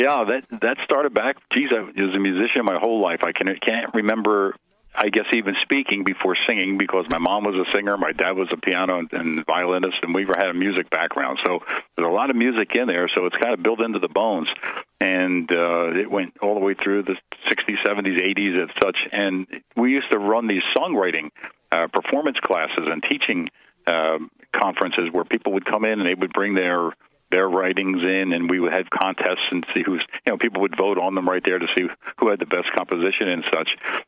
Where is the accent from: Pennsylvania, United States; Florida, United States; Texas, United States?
Pennsylvania, United States; Philadelphia; You have to be a Philly fan if you ever live in Philly. You know, when you're born and raised in Philadelphia, you are. It's bred in just like the music.